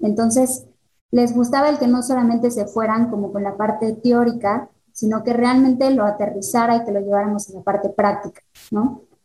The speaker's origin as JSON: {"language": "Spanish", "region": "Mexico City", "country": "Mexico", "moved": "as an adult", "lives_now": "Querétaro, Mexico", "said": "Yo soy de la Ciudad de México, pero me vengo a vivir a Querétaro por el trabajo de mi esposo"}